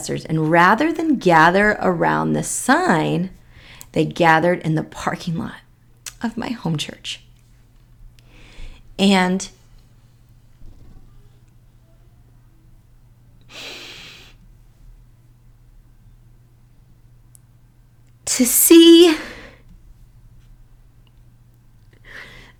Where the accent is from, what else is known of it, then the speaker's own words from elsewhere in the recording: Chehalis, Washington, United States; I grew up in the Chehalis, Washington area